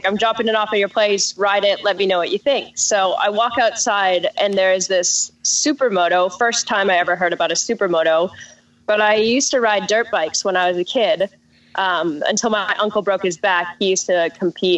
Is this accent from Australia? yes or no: no; Southern Alberta, Canada; also born or lived in Europe; now in Newport Beach, United States; I'm originally from Southern Alberta. It's right in the Rocky Mountains